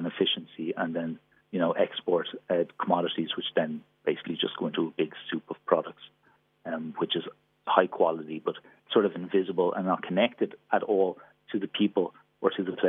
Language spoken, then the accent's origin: English; Ireland; I'm Irish. Obviously, we also have a strong dairy sector, export sector there as well